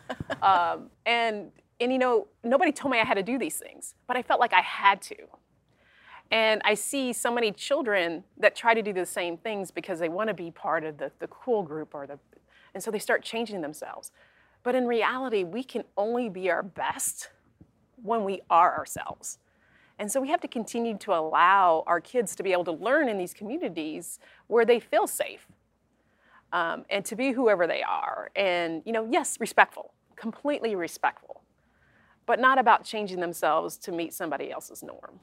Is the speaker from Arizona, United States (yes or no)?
no; Kentucky, United States; my hometown is pretty hom- homogeneous, um, a lot of same faith, um, same ethnic background um, and very tight community, which a lot of small towns here in Kentucky have.